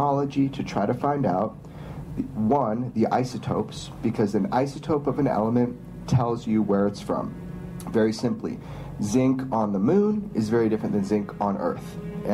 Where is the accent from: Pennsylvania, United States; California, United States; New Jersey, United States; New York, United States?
California, United States; Pioneertown; my hometown, Pioneertown, California